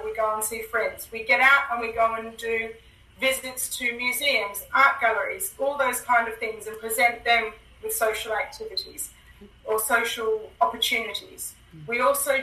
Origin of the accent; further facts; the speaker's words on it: Australia; also born or lived in Hong Kong; now in United Kingdom; I'm actually from Australia, but I live in the UK, and we lived in Hong Kong for a little while.